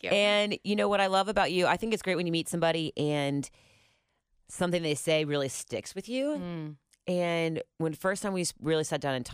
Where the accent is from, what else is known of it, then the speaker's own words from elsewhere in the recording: Columbus, Ohio, United States; moved away as an adult; also born or lived in Oxford, Ohio; now in Cincinnati, United States; No, I'm actually from Columbus.